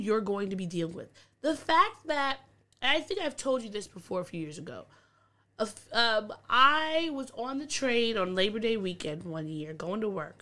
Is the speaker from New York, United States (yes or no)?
yes; Long Island, New York, United States; now in New York City, United States; I'm from Long Island. Long Island is extremely racist. My mom was called a nigger bitch one time when I was, like, 5 or 6, just in Amityville